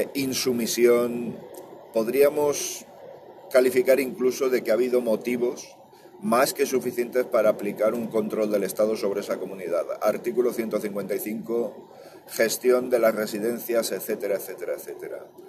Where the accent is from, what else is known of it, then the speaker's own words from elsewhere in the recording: Valencia, Valencian Community, Spain; Yo soy valenciano.